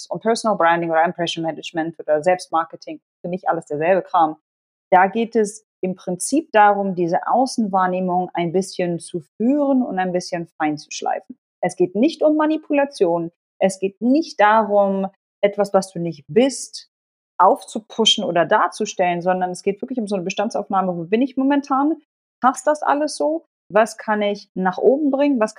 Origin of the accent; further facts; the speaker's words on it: Germany; first language Polish; Ich bin in Deutschland geboren, bin dort zur Schule gegangen oder Kindergarten und so weiter und so fort und habe bis zum Kindergarten nur Polnisch gesprochen und bin polnisch sozialisiert worden